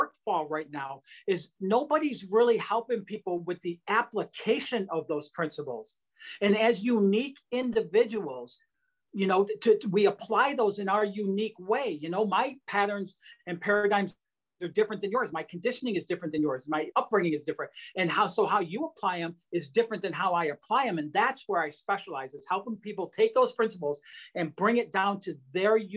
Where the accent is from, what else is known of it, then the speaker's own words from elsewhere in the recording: Detroit, Michigan, United States; growing up in Detroit